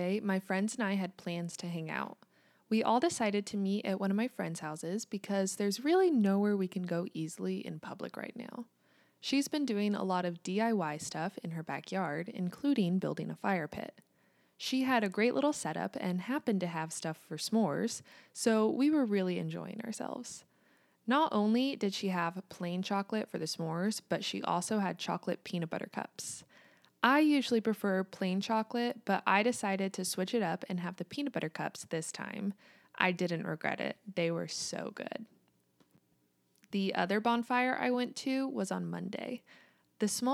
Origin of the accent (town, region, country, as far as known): United States; also born or lived in Kansas